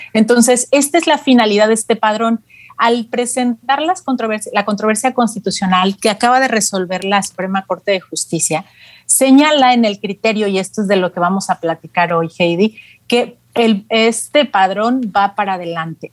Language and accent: Spanish; Mexico; como mexicanos usuarios de telefonía móvil